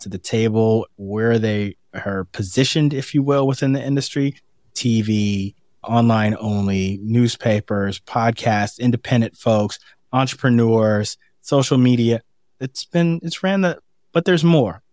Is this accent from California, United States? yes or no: yes; San Francisco, California, United States; also born or lived in Boston; now in Washington, D.C., United States; I'm from San Francisco but spend so much time in Boston